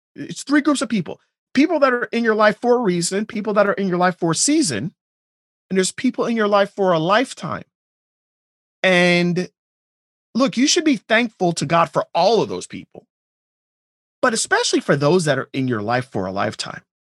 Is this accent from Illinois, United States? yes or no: no; Pembroke Pines, Florida, United States; also born or lived in Jamaica / Miami; I grew up in a house in Pembroke Pines. That's where I, you know, I was. I was born in Jamaica, moved to Miami, but the majority of my childhood was in Pembroke Pines